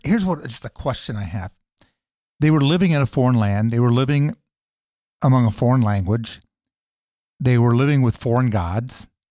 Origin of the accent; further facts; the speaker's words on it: United States; I'm a Christian and I'm an American